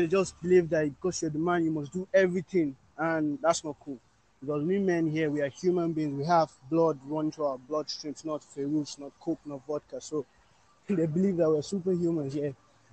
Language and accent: English; Nigeria; I'm from Nigeria. And our norms, our tradition here are different.